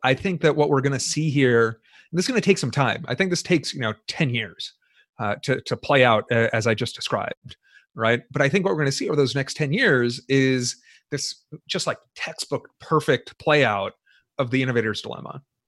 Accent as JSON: {"language": "English", "country": "United States", "said": "I'm an American. I'm an American citizen"}